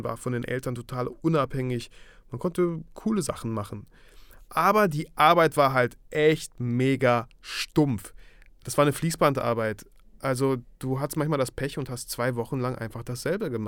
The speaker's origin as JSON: {"language": "German", "country": "Germany", "tie": "born or raised there", "also_born_or_lived": "Mikhailovka, Kazakhstan", "said": "geboren wurde ich in Kasachstan, in einem kleinen Dorf namens Michailovka."}